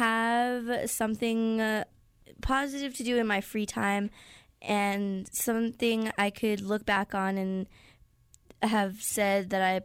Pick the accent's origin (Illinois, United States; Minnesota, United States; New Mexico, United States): New Mexico, United States; I grew up in New Mexico, and most of my family grew up in the valley, in the North Valley, and there's just generations and generations that have lived here in New Mexico that are my family